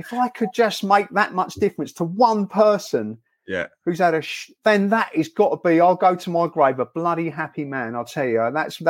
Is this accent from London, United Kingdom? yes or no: yes; London, United Kingdom; now in Bracknell, United Kingdom; I originally was born in London, southwest London. But I live in Bart. Yeah, I guess that everyone says that. But I live in Bracknell, Berkshire.